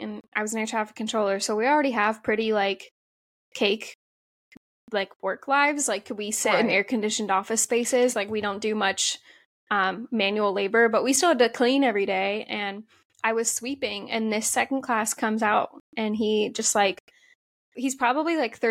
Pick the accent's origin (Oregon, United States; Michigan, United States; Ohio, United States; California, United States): Ohio, United States; I grew up in Ohio